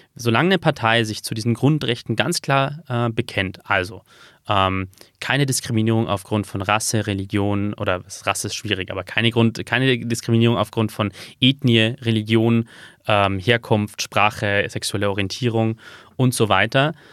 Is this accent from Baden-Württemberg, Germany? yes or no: no; Regensburg, Bavaria, Germany; Regensburg, wo ich geboren bin